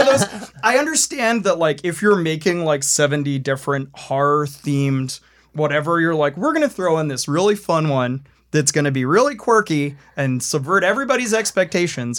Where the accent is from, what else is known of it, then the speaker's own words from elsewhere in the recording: Maryland, United States; growing up in the Mid-Atlantic, like, growing up in Maryland